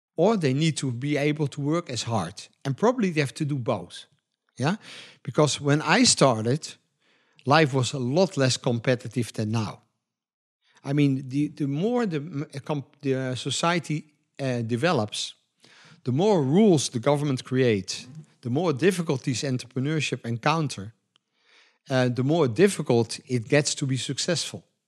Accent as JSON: {"language": "English", "country": "Netherlands", "said": "we are from Europe, especially in Holland"}